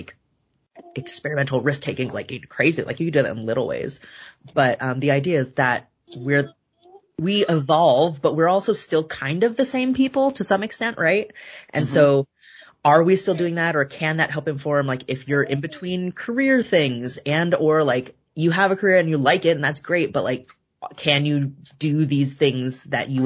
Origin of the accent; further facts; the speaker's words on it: Bay Area, California, United States; also born or lived in Davis, California / Culver City, Los Angeles; I grew up in California. I've been in a couple different places, but California my whole life. Bay Area, born and then raised